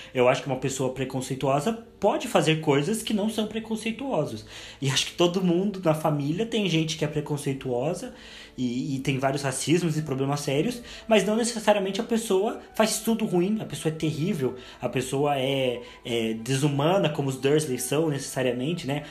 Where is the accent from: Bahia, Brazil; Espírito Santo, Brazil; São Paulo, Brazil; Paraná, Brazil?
Paraná, Brazil; Curitiba; Eu sempre vou continuar tendo nascido em Curitiba.